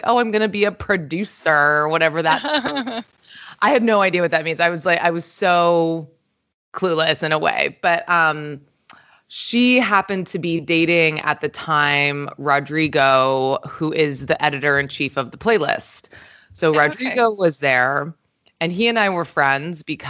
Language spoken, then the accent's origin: English; St. Croix, U.S. Virgin Islands; when I was growing up, I'm from a small island in the Caribbean. I'm from St. Croix in the U.S. Virgin Islands